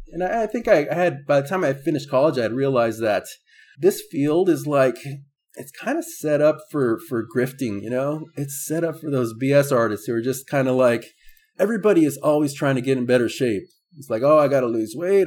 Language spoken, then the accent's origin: English; San Diego, California, United States; born and raised in San Diego